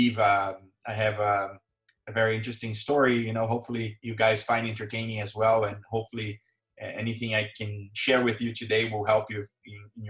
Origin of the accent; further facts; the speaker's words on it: Porto Alegre, Rio Grande do Sul, Brazil; English is a second language; moved away as an adult; now in United States; I was raised in, born and raised in Brazil. So I grew up in Brazil.